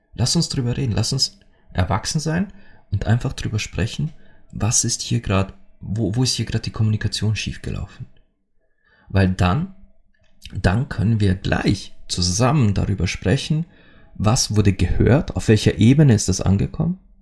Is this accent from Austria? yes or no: yes; Austria; bei uns in Österreich